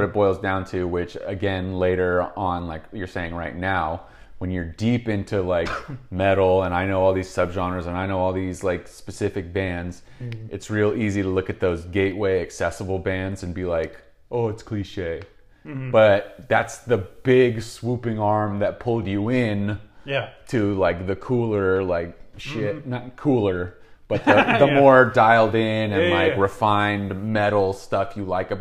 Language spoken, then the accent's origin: English; Bay Area, California, United States; we are from the Bay Area